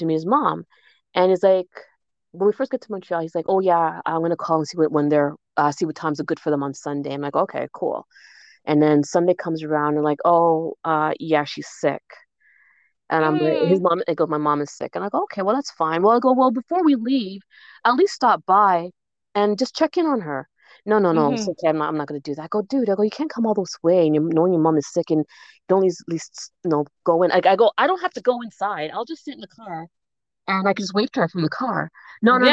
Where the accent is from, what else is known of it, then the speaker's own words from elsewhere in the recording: Jamaica; I'm Jamaican